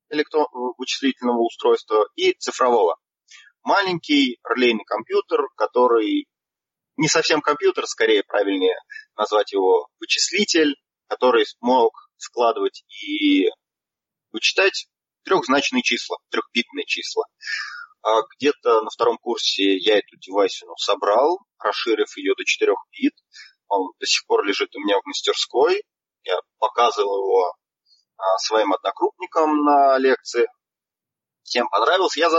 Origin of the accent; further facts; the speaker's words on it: Nizhny Novgorod, Nizhny Novgorod Oblast, Russia; Да, все верно. Из Нижнего